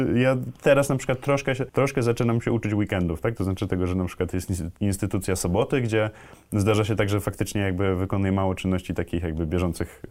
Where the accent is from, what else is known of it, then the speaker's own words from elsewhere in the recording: Kraków, Lesser Poland, Poland; ja też jestem z Krakowa